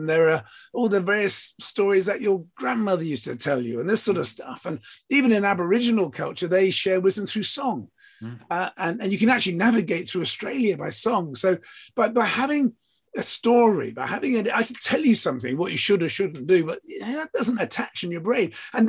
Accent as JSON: {"language": "English", "region": "England", "country": "United Kingdom", "said": "So yes, I'm British, I'm English, I'm from the South Coast."}